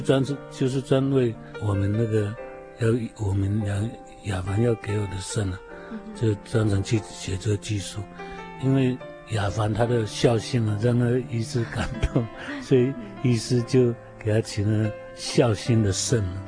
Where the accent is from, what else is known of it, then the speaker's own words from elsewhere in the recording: Minsheng Village, Sanmin Township, Kaohsiung, Taiwan; 我是标准的布农族原住民，呃，住在高雄县三明乡民生村。 土生土长